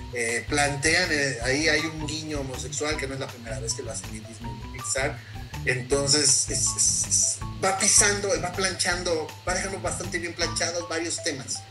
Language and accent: Spanish; Mexico; nosotros como mexicanos